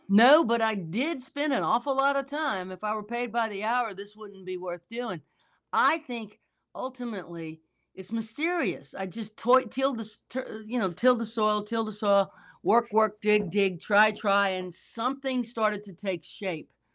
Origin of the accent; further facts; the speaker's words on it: New Orleans, Louisiana, United States; I'm from New Orleans, so I watch storms